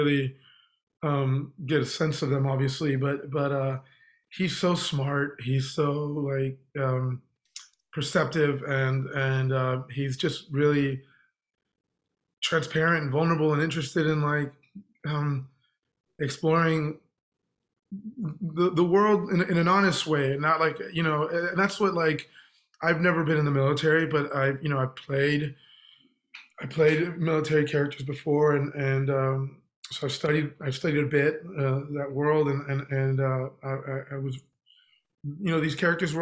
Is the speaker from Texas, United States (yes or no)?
yes; Texas, United States; I'm from Texas